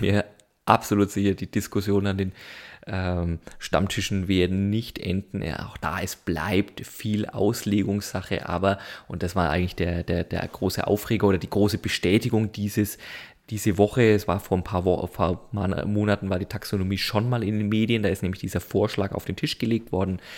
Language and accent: German; Germany; als Deutsche